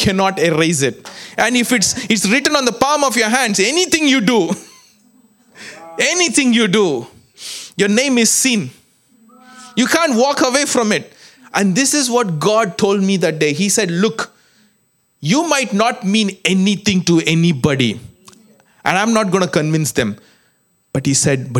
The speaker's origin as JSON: {"language": "English", "country": "India", "moved": "yes", "said": "I come from India"}